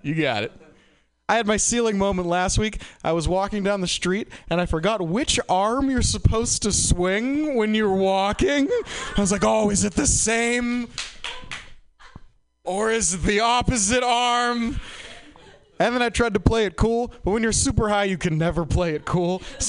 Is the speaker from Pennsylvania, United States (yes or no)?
no; Boston, Massachusetts, United States; Like, I'm from Boston, and it's like pretty legal there, but it's wicked legal here.